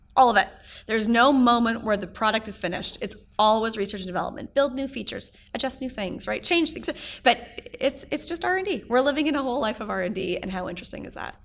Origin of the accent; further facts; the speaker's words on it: Edmonton, Alberta, Canada; moved away as an adult; also born or lived in Toronto; now in New York City, United States; when I moved to Toronto from Edmonton, where I'm from